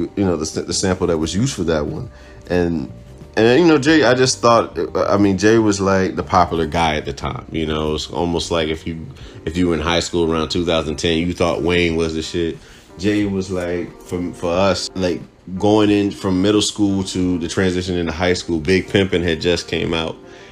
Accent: Cuba; moved away; Growing up in Cuba

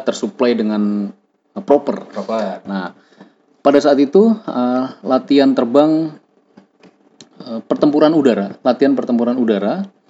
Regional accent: Semarang, Central Java, Indonesia; asalnya dari Semarang, suatu kota di Jawa Tengah gitu, tapi Nun jauh di pelosok

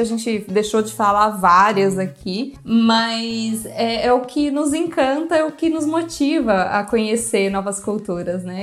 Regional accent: Brazil; eu sou brasileira

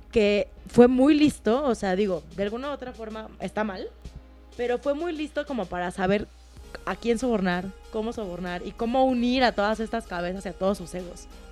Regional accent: Mexico; ser mexicana

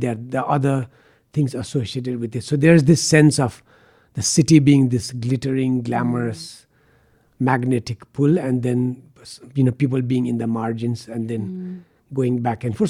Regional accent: Kathmandu, Bagmati, Nepal; also born or lived in United States / Patan; I grew up in Baneshwar

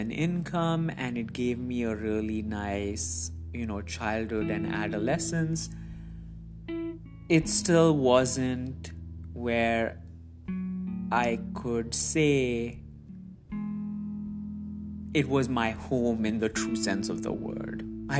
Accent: Muscat, Oman; Growing up, I've said in previous episodes that I grew up in the Middle East, and in this post, I also reiterated that. So Muscat, Oman, as amazing as it was, and as much as I called it my home, was never truly where I belonged.

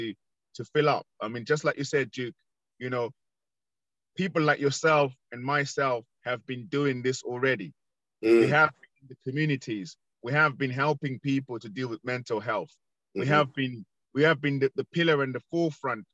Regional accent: London, United Kingdom; I was born in Northwest London, and we used to have community police

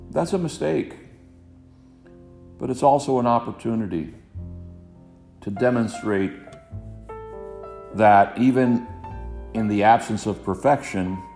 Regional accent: Hialeah, Florida, United States; growing up in Hialeah, Florida

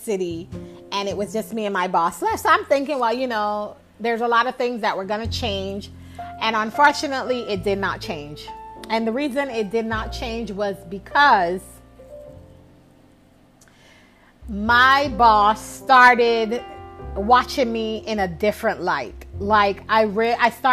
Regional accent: New York, United States; moved away as an adult; also born or lived in the South; where I grew up north in New York, where ambition is a value, it's an asset

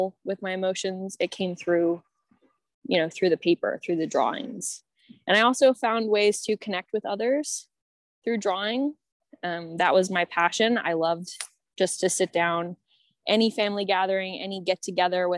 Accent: Maryland, United States; now in Washington, United States; I'm from Maryland

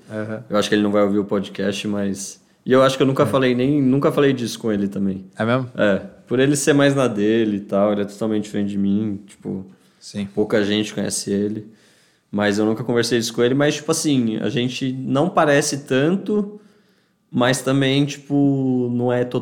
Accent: Criciúma, Santa Catarina, Brazil; Mas eu sou de Santa Catarina. Breaking news. Criciúma, para ser mais exato.

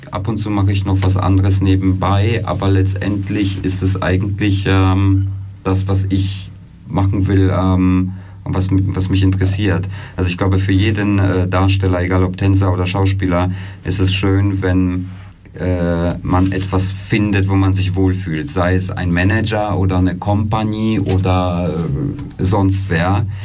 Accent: Germany; moved away as an adult; also born or lived in Poland; now in Switzerland; ich bin in Polen geboren, bin in Deutschland aufgewachsen, bin dann äh, 2008 äh, in die Schweiz, habe hier Theater studiert

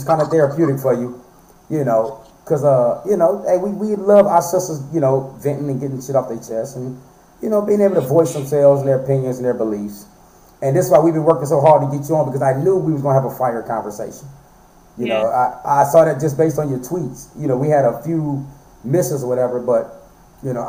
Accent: Flint, Michigan, United States; moved away as an adult; I'm from Flint, Michigan. You know, I moved here 5 years ago

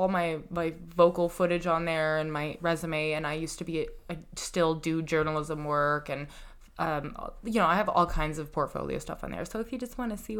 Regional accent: Colorado, United States; now in New York, United States; I grew up in Colorado.

